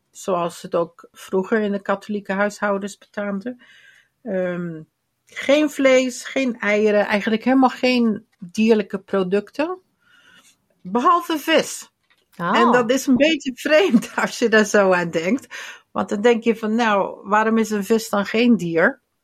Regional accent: Limburg, Netherlands; bij ons in Limburg

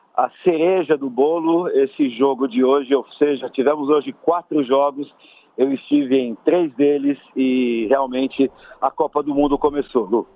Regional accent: Brazil; como brasileiro

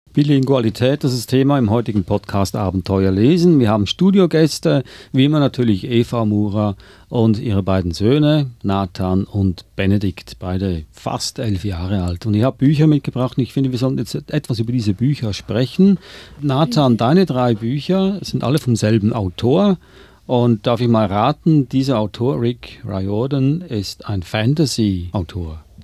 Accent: Switzerland; now in Australia; meine Frau ist Deutscher, ich bin Schweizer

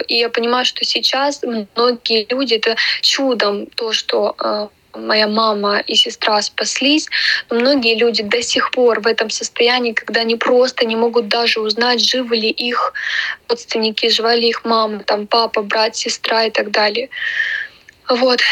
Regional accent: Ukraine; moved away as an adult; also born or lived in Kyiv; now in Germany; Мы как друженцы с Украины. Почему? Потому что началась война у нас в родной нашей стране.

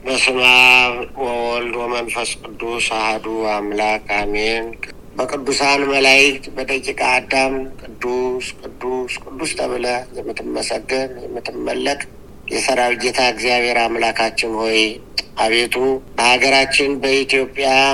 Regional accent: Ethiopia; እኛ ደግሞ ኢትዮጵያውያን

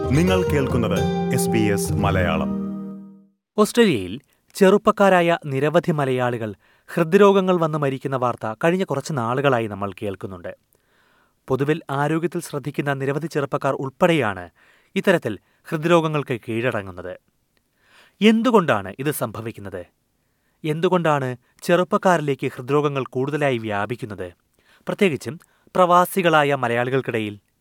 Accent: India; moved away as an adult; now in Australia; India പോലുള്ള രാജ്യങ്ങളിൽ ജനിച്ചു വളർന്ന നമ്മളെ പോലുള്ള ഫസ്റ്റ് മൈഗ്രൻസിന്

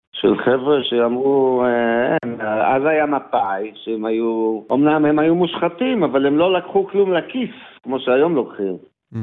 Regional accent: Israel; also born or lived in New York, United States; גדלתי בישראל

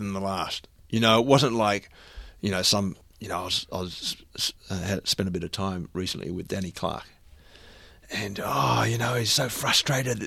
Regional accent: Melbourne, Victoria, Australia; I grew up here in Melbourne

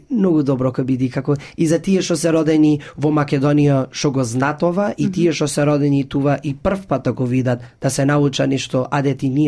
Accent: Australia; јас сум првиот презедател што сум роден овдека во Австралија и што се како чувствувам како австралијанец, оти сум тува роден

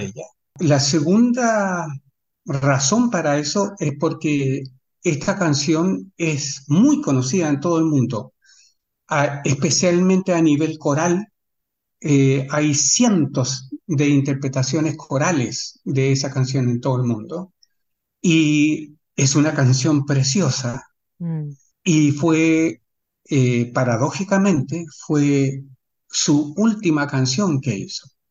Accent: Chile; now in Sydney, Australia; como chileno

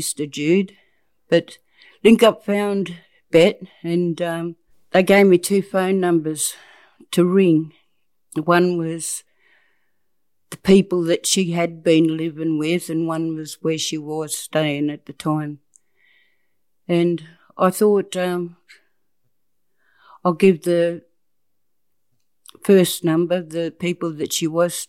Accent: Kew, New South Wales, Australia; I come from Crewa. Crewa's my hometown

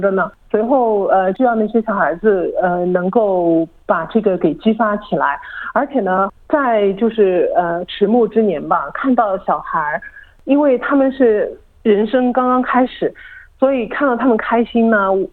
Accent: China; moved away as an adult; now in Australia; 毕竟是土生土长的中国人

